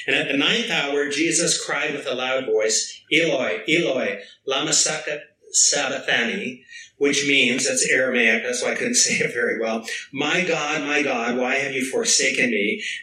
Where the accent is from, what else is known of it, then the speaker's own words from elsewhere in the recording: British Columbia, Canada; Uh, I'm originally from Vancouver Island.